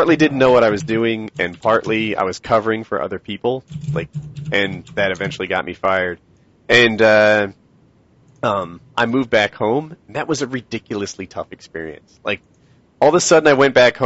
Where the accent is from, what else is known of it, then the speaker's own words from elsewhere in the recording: Philadelphia, Pennsylvania, United States; I grew up in the Philly area